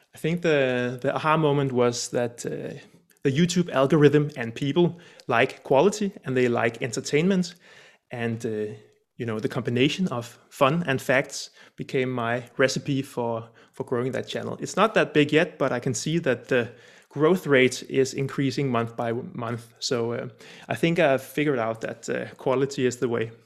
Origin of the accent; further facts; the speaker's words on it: Denmark; also born or lived in Copenhagen; I'm Danish from Denmark, sitting here in uh, sunny Copenhagen right now